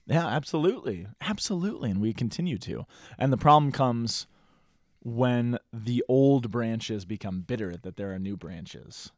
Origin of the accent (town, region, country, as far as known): Colorado, United States